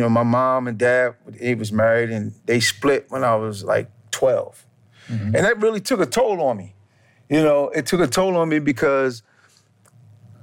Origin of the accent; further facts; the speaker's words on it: Salisbury, Maryland, United States; also born or lived in New York; I grew up in a small town called Salisbury, Maryland. It's on the eastern shore of Maryland